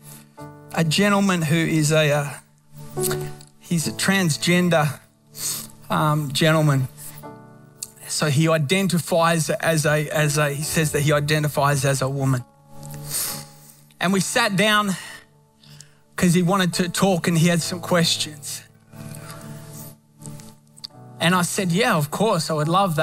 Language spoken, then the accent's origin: English; Australia; moved away; Australia back home